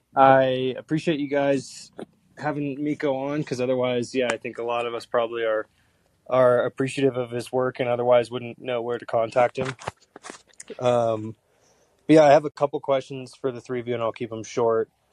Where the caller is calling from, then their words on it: Toluca, State of Mexico, Mexico; I'm calling from uh, Toluca, in Mex in Mexico State right now.